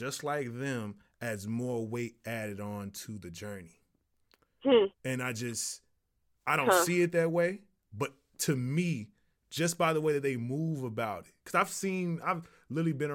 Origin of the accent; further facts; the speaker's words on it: the South, United States; I'm from the South